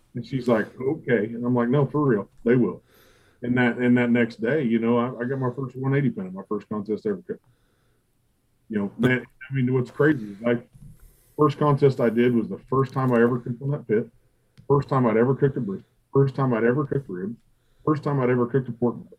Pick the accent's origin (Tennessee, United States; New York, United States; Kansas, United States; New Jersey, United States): Kansas, United States; Dodge City; my hometown Dodge City